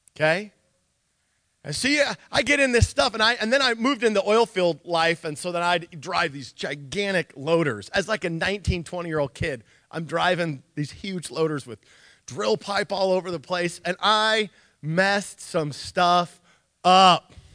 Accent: Nikiski, Alaska, United States; I grew up um, like a like a farm kid almost when I grew up in Nikiski

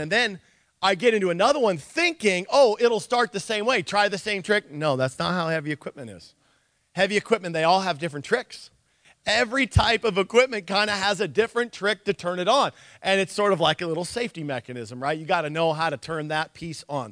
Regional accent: Nikiski, Alaska, United States; I grew up um, like a like a farm kid almost when I grew up in Nikiski

